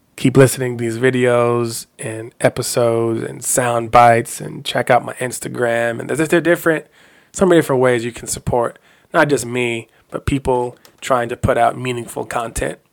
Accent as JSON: {"language": "English", "town": "Denver", "region": "Colorado", "country": "United States", "tie": "born or raised there", "moved": "yes", "lives_now": "California, United States", "said": "in my household, where I grew up in Denver, Colorado, Juneteenth was always celebrated every summer."}